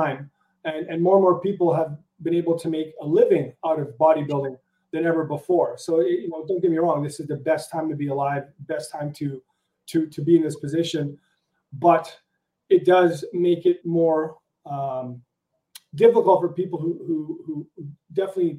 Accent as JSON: {"language": "English", "town": "Steinbach", "region": "Manitoba", "country": "Canada", "tie": "born or raised there", "said": "I grew up in Steinbach, which is about an hour southeast of Winnipeg."}